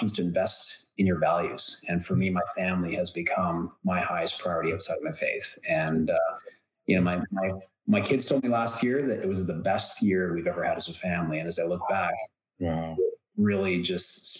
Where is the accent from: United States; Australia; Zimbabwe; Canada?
Canada; I am Canadian and I live in Canada